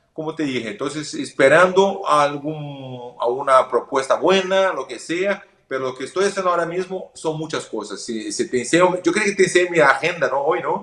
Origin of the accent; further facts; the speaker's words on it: Porto Alegre, Rio Grande do Sul, Brazil; Spanish is a second language; yo soy del sur de Brasil, de Porto Alegre. Hay mucha tradición de la carne. Soy gaucho, ¿no? Yo soy gaucho. Entonces hay la tradición desde pequeño.